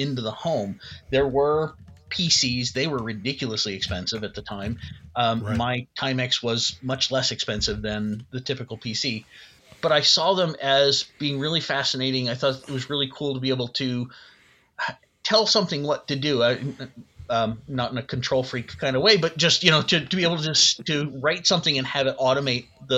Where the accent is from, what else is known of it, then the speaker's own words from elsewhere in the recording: New Jersey, United States; I grew up in South Jersey, so it was a local school.